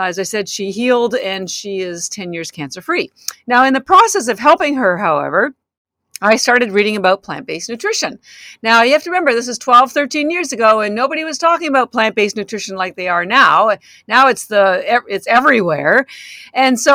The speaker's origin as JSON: {"language": "English", "country": "Canada", "moved": "as an adult", "lives_now": "Boston, United States"}